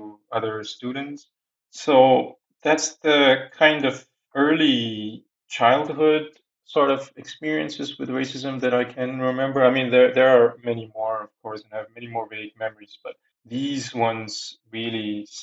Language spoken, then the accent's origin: English; Singapore; moved away as an adult; now in Switzerland; I come from Singapore and I'm doing my PhD in Switzerland currently.